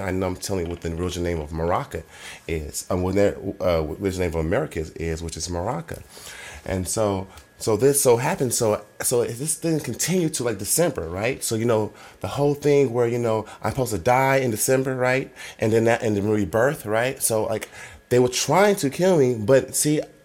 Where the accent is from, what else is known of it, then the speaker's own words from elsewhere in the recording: Oakland, California, United States; I'm from Oakland